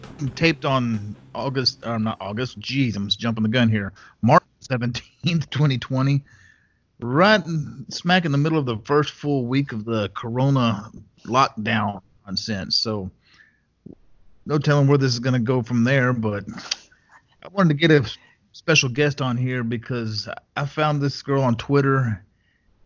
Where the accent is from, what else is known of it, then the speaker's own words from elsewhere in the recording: West Texas, United States; I grew up out in West Texas, in a small town in West Texas